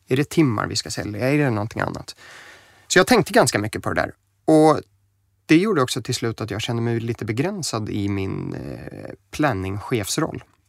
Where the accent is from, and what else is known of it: Stockholm, Stockholm County, Sweden; born or raised there; also born or lived in United States / Germany